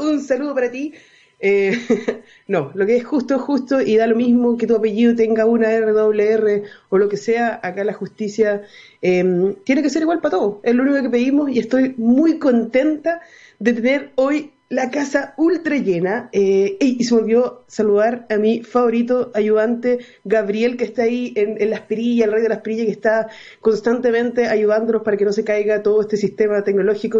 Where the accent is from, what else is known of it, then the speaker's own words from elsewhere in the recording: Chile; also born or lived in Viña del Mar; los chilenos